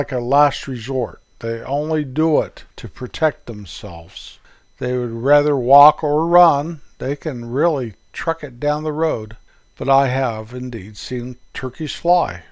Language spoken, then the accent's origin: English; Colorado Rocky Mountains, United States; moved away; where I was born and raised up in the Colorado Rocky Mountains.